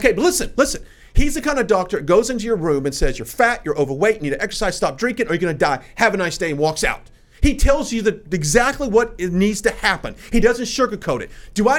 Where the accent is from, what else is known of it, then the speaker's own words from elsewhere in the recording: United States; I live in this country. I was born here. I'm an American.